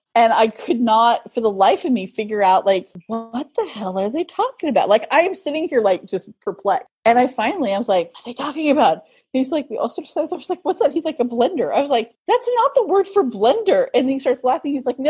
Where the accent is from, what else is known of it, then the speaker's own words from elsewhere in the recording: United States; first language English; as an American